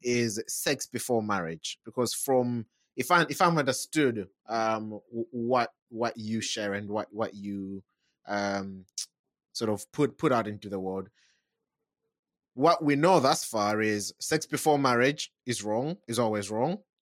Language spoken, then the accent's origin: English; United Kingdom; we're we're British, okay? We're not Americans